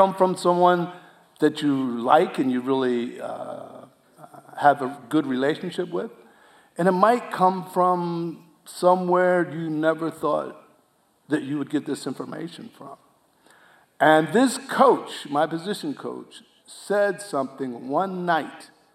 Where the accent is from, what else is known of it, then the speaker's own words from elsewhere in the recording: New Jersey, United States; I was from South Jersey